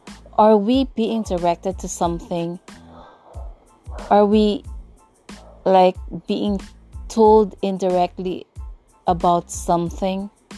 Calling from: Tagkawayan, Calabarzon, Philippines; once again, and I'm podcasting from the Philippines. Yeah, particularly from this very small town called Tagkawayan here in southern Quezon, and yep, it's almost in Bicol region.

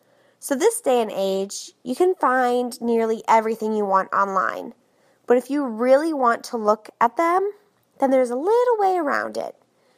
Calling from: Orlando, Florida, United States; I'm from Orlando, Florida.

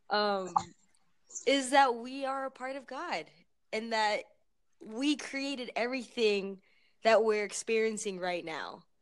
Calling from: Tucson, Arizona, United States; Okay, well I'm I'm calling from Arizona.

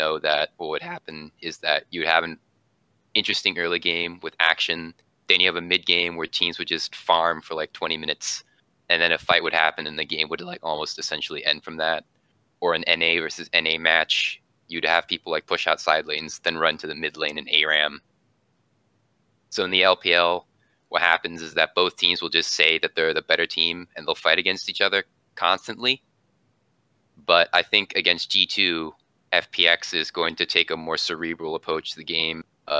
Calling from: Jacksonville, Florida, United States; I'm calling from the East Coast around the Jacksonville, ooh, Florida area.

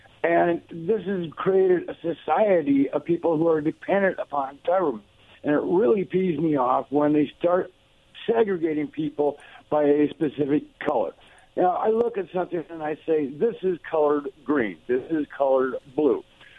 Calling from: Walla Walla, Washington, United States; I'm calling from Walla Walla, Washington.

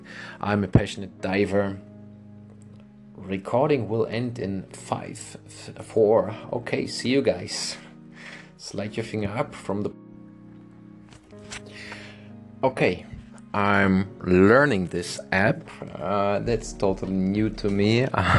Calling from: Playa del Carmen, Quintana Roo, Mexico; English is a second language; Playa del Carmen, beautiful town, which I'm calling my hometown now since 6 years.

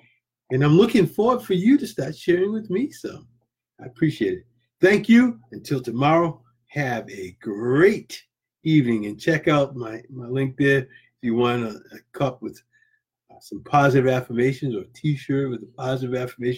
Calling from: Florida, United States; I'm coming from Florida here.

